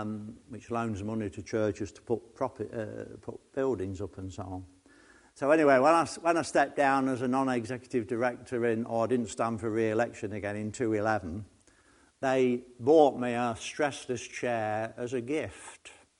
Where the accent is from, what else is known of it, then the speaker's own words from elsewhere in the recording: Nottingham, East Midlands, United Kingdom; I come from Nottingham